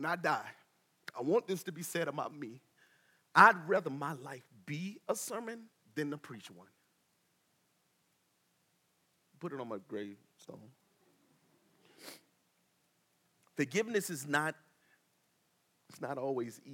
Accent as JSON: {"language": "English", "town": "Tallahassee", "region": "Florida", "country": "United States", "moved": "yes", "said": "I'm from Tallahassee"}